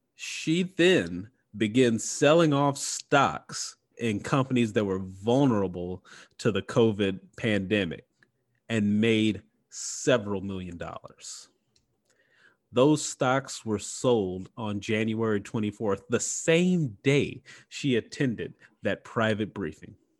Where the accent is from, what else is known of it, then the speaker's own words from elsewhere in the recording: Mississippi, United States; my home state, Mississippi